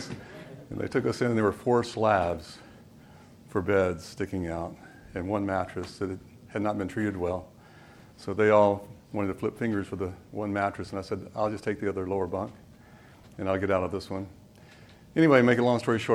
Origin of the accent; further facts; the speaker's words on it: Salisbury, North Carolina, United States; also born or lived in Florida / Kernersville, North Carolina; now in Southern California, United States; I was born in Florida, but as a teenager grew up in Salisbury, but the family roots are really over in Kernersville